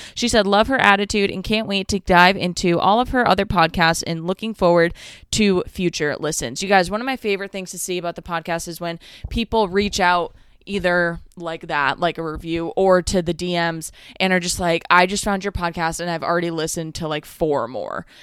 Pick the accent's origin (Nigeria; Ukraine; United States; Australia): United States; Northeast; I'm from the Northeast.